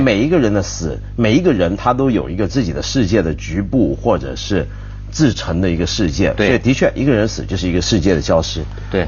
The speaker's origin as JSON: {"language": "Chinese", "country": "Taiwan", "tie": "born or raised there", "said": "我小时候在台湾街头啊"}